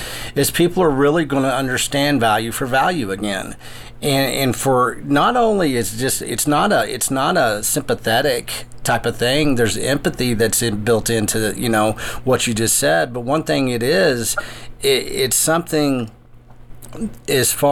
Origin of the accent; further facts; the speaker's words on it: West Texas, United States; I was growing up in West Texas